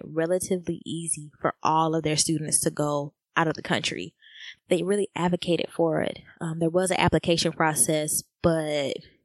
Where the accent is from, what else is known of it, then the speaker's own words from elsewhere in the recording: United States; I am African American